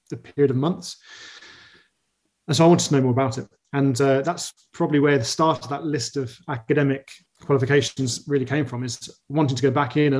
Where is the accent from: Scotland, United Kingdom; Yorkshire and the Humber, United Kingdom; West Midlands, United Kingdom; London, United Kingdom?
West Midlands, United Kingdom; Birmingham; moved away; I grew up in Birmingham, so I'm a boy from central England